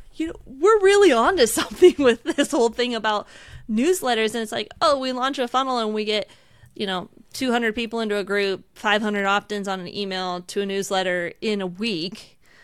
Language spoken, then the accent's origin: English; outside Seattle, Washington, United States; I grew up outside Seattle